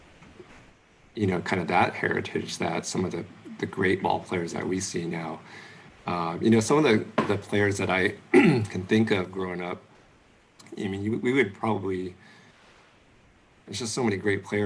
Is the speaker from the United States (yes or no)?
yes; United States; But I grew up in America. I was born and raised in America